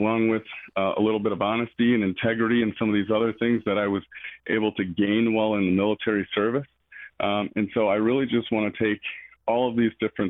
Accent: Michigan, United States; now in Georgia, United States; We have people in my hometown of Michigan

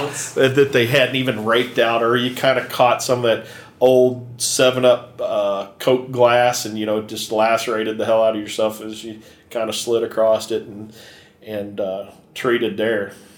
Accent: Kentucky, United States; I grew up in Kentucky

